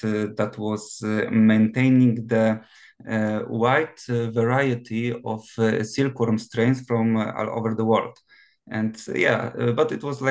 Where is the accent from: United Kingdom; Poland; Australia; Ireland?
Poland; Gniezno, Greater Poland; English is a second language; also born or lived in Promienko, Poland; now in Poznan, Poland; I'm not entirely from Poznan. I was born in Gniezno